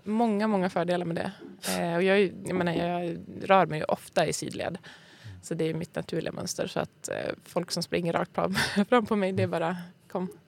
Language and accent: Swedish; Skellefteå, Västerbotten County, Sweden; moved away as an adult; now in Stockholm, Sweden; Född och uppvuxen i Skellefteå. Så sen flyttade jag till Stockholm när jag var typ, jag vet inte. 25